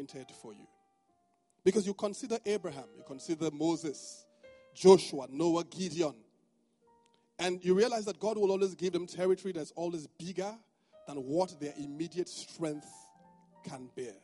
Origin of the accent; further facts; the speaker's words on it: Benin City, Edo, Nigeria; now in Lagos, Nigeria; this is just my Benin man side.